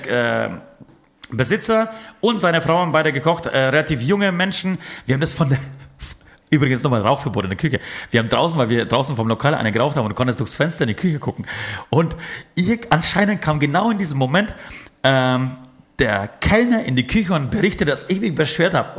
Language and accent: German; Poland; moved away; ich komme aus Polen